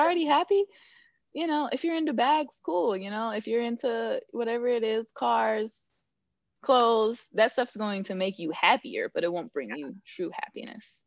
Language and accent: English; Northern California, United States; born or raised there; moved away; also born or lived in Georgia